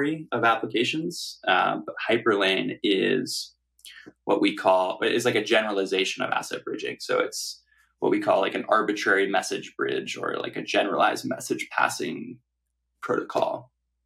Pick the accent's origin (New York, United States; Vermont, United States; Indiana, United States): New York, United States; New York City; I grew up in New York City and went to high school here